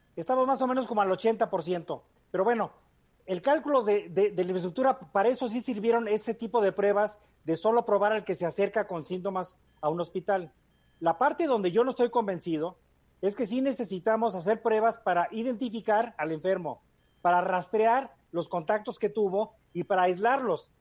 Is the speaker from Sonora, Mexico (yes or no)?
no; Guanajuato, Mexico; Soy quinta generación de Guanajuato Capital